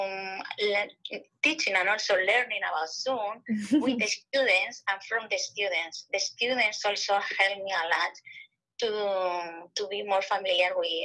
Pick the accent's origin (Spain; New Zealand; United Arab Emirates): Spain; Madrid, Community of Madrid; moved away as an adult; also born or lived in Manchester, England; now in Norfolk, United States; I am from Madrid, Spain